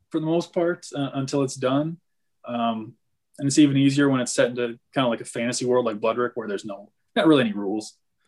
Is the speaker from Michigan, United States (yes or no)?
yes; Northern Michigan, United States; I grew up in Northern Michigan and there's deer everywhere.